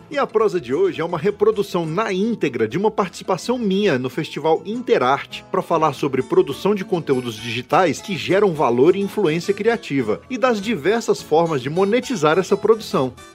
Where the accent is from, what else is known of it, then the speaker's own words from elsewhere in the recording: Brasília, Federal District, Brazil; sou brasiliense, nascido aqui em Brasília, filho de mineiro e nordestino